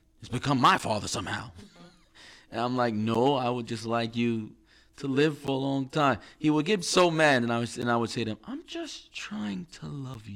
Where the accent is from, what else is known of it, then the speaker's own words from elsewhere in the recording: New York, United States; we're from New York